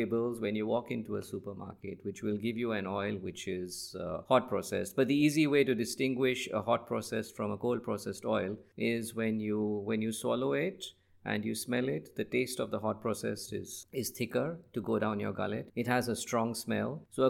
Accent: Nigeria; I grew up in Africa, West Africa, just like you. So I spent a lot of my formative years in Nigeria, and that's where I wanted to start and really make a difference

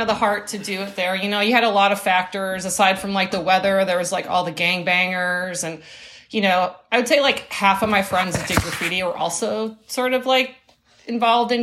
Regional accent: Chicago, Illinois, United States; moved away as an adult; also born or lived in Rome, Italy; now in Oakland, United States; I grew up in Chicago

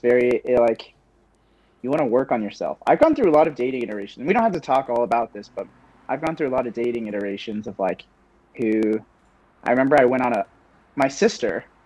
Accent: Kansas City, Missouri, United States; also born or lived in Southern California / Illinois; I'm from uh, Kansas City, Missouri. I used to lie about it. I used to tell people I was from Southern California because sure. I was born in SoCal

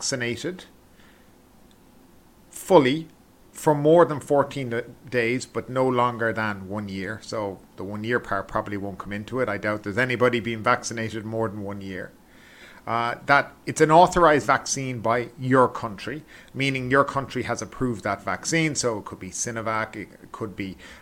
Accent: Ireland; I'm from Ireland

